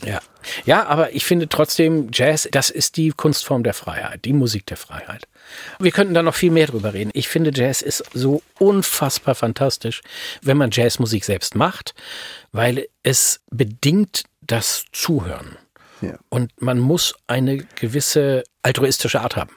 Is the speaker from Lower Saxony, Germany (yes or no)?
yes; Hanover, Lower Saxony, Germany; in meiner Heimatstadt, ne, in Hannover